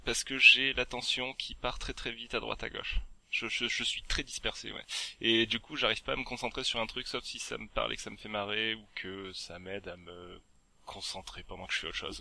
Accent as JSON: {"language": "French", "region": "Provence-Alpes-Côte d'Azur", "country": "France", "accent": "southern / south-east", "moved": "yes", "said": "j'étais retourné chez moi en Provence"}